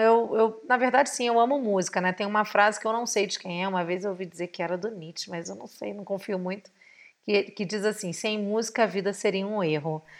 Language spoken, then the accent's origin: Portuguese; Rio de Janeiro, Brazil; como uma boa carioca, nascida e criada em Santa Teresa, moradora da Tijuca